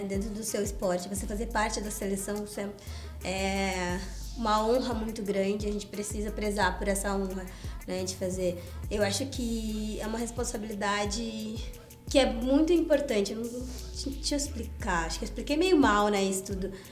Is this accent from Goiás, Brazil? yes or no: no; Porto Alegre, Rio Grande do Sul, Brazil; Eu sou gaúcha, fui descoberta lá em Porto Alegre por uma pessoa, uma professora que dava aula na minha escola